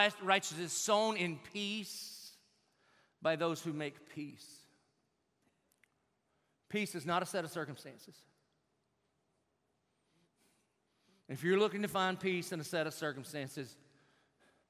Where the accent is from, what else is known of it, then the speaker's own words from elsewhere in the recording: Southern, United States; Being Southern